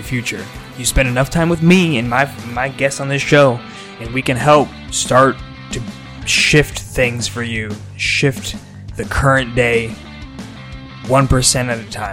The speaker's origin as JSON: {"language": "English", "region": "Nebraska", "country": "United States", "tie": "born or raised there", "moved": "yes", "said": "I grew up here, born and raised in Nebraska"}